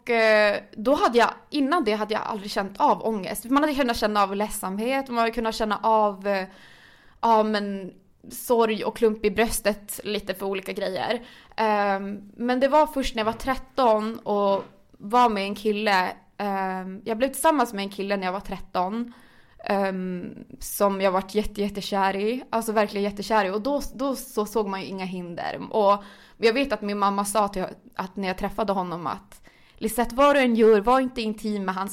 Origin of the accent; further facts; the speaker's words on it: Gällivare, Norrbotten County, Sweden; now in Stockholm, Sweden; alltså jag är född och uppvuxen i Norrland, i Gällivare, men man hörde typ inte på min dialekt något mer efter tre år i Stockholm